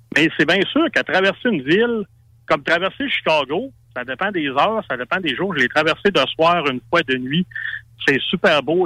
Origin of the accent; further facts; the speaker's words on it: Saguenay, Quebec, Canada; Moi, je viens du Saguenay, donc c'est l'hiver longtemps